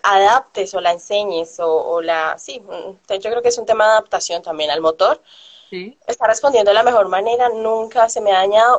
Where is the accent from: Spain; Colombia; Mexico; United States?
Colombia; moved away as an adult; salí de Colombia